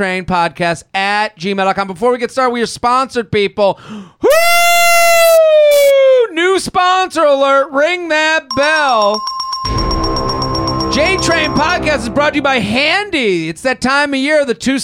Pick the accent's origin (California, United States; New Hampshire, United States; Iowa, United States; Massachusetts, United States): Massachusetts, United States; So I grew up outside of Boston.